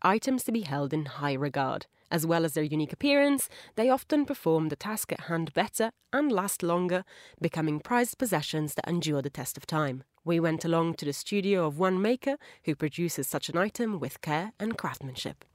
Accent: Italy; moved away; As, like, an Italian speaker, I've headed back to my home country quite a few times

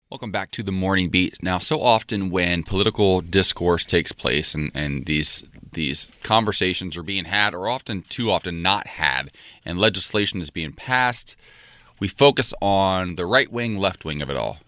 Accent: Ohio, United States; moved away; I'm from Ohio, a very, very, very conservative small town

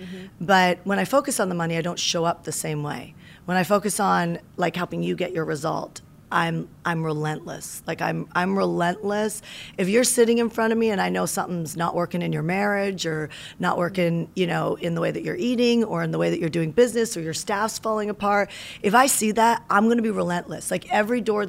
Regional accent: Canada; moved away as an adult; also born or lived in Las Vegas, Nevada, United States; now in United States; I moved to America from Canada

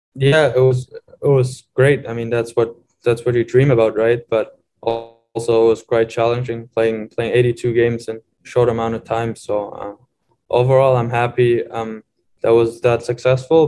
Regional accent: Mount Clemens, Michigan, United States; moved away; I always end up coming back to Mount Clemens for the summer. It's just like this is my hometown

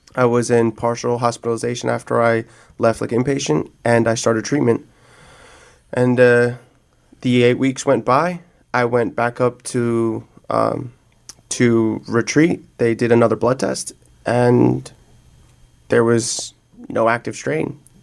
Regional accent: New Jersey, United States; moved away; I'm from Jersey

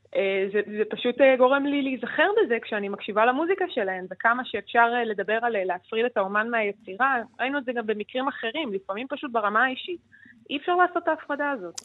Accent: Israel; אצלנו בישראל

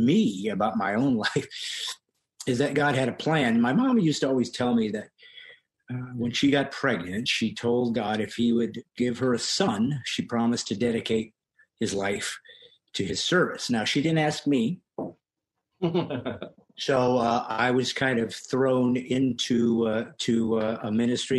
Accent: California, United States; also born or lived in Bremen, Indiana; we moved to California when I was young from Indiana, and at 9 years old in a Presbyterian church in Orange, California

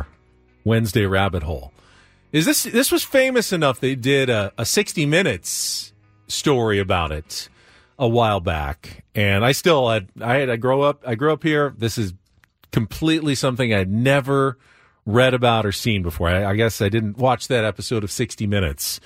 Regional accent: San Diego, California, United States; I grew up in San Diego.

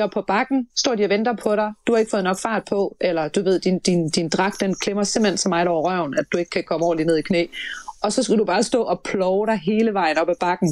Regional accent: Denmark; vi kunne jo som danskere

